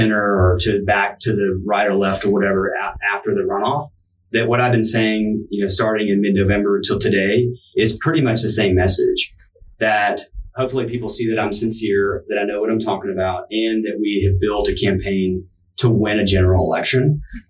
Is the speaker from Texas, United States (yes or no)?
yes; Texas, United States; That's just being sensible Texan.